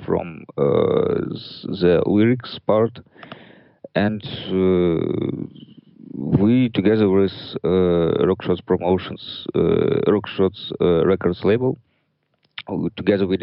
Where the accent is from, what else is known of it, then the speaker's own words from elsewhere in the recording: Ukraine; we are from Ukraine